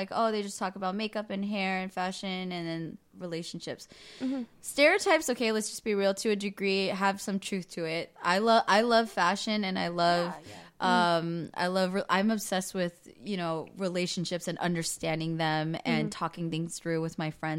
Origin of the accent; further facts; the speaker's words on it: Bay Area, California, United States; moved away as an adult; now in Los Angeles, United States; I'm from the Bay Area